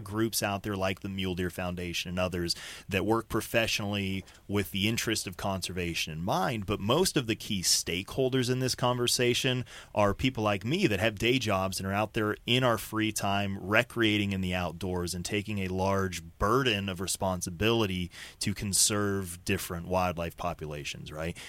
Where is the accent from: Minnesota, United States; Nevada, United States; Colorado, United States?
Colorado, United States; moved away as an adult; also born or lived in Denver; now in Oklahoma, United States; growing up in Colorado